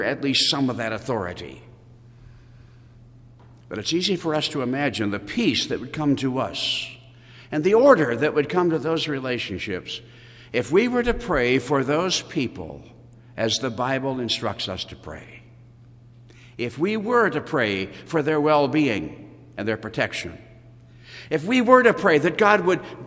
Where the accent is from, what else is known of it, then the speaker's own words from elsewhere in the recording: United States; as American Christians